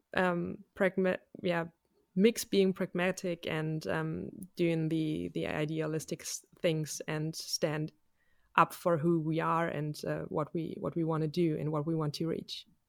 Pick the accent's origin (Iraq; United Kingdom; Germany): Germany; I'm a musician from Germany